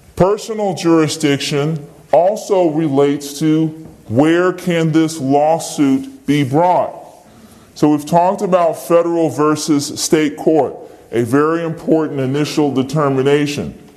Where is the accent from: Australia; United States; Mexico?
United States; Virginia; I'm from Virginia